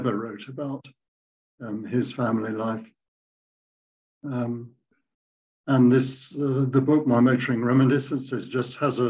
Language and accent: English; Surrey, South East England, United Kingdom; moved away as an adult; also born or lived in London; now in Eastern Africa; I was born in Surrey quite some time ago